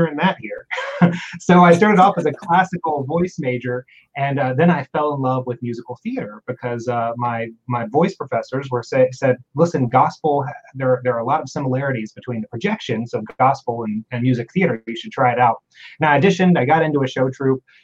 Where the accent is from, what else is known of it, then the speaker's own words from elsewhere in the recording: North Carolina, United States; I grew up in the South in North Carolina